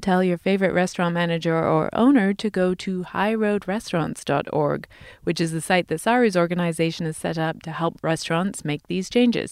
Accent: England, United Kingdom; now in United States; I come from England

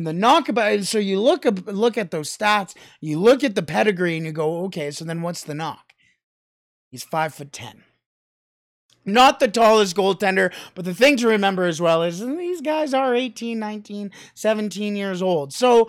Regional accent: Canada; Toronto Blue Jays, as a Canadian, are just, I'm going down to Minnesota in August to go and see them play.

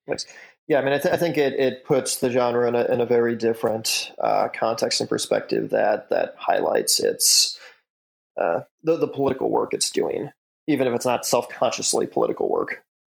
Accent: Chicago suburbs, Illinois, United States; moved away; I'm born and raised in the Chicago suburbs.

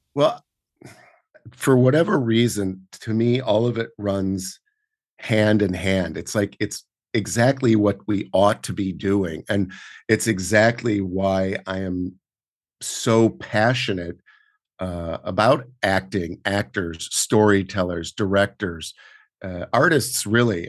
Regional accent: Portland, Oregon, United States; now in New York, United States; while I was growing up in Oregon and then f, later on rural Oregon

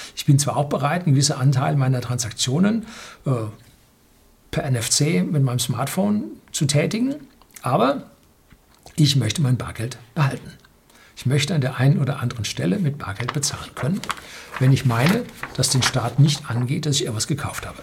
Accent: Germany; wir in Deutschland

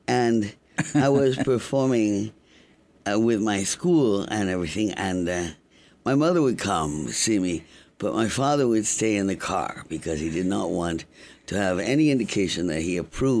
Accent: London, United Kingdom; also born or lived in Canada / Cuba / Washington, D.C., United States / Caracas, Venezuela; So I think right after I was born, we went to Canada. And then after Canada came Cuba. After Cuba, Washington, D.C. for a bit. And then Caracas, Venezuela. And then London. I went to high school in London

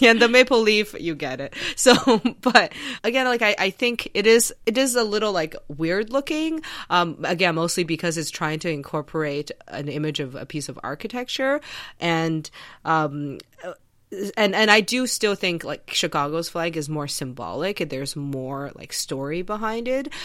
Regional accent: China; moved away; when I was a kid, I grew up in China

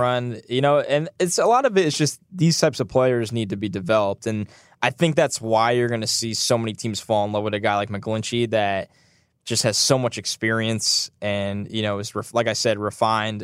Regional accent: New York, United States; now in New Jersey, United States; I'm from New York. I live in New Jersey

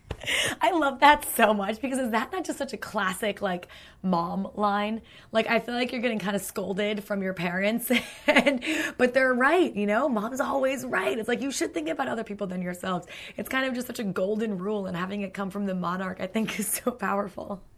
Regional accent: United States; as an American

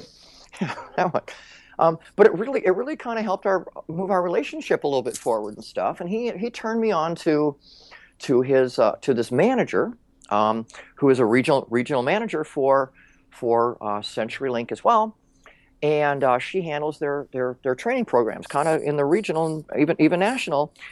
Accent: Minnesota, United States; I grew up in Minnesota

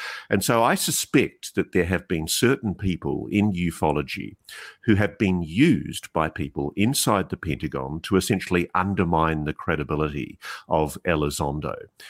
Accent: Australia; You know what always amazes me as an Australian, cultured in the British system of law, we have these horrible defamation laws in our country

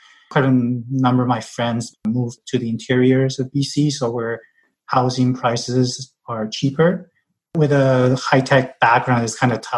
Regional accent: Taiwan; also born or lived in British Columbia, Canada; now in Vancouver, Canada; I'm originally from Taiwan

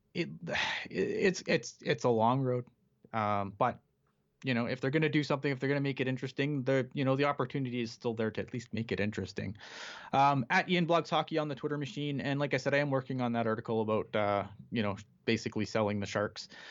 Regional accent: Canada; I'm Canadian

